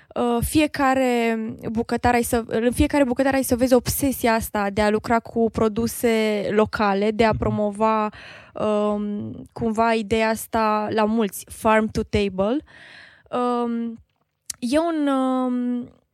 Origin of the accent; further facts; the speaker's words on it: Târgu Mureș, Mureș County, Romania; moved away as an adult; now in Cluj-Napoca, Romania; eu sunt din Târgu Mureș